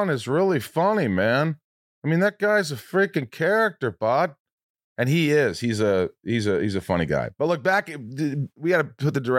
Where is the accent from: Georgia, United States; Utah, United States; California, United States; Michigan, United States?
California, United States; Los Angeles; I grew up in in Hollywood.